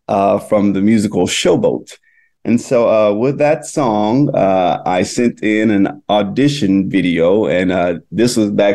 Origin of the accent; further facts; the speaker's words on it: Itta Bena, Mississippi, United States; now in New York, United States; I grew up in Itobina, Mississippi, which is a small little town in the Mississippi Delta. My father is a minister and pastor there in the Delta. And so I grew up around church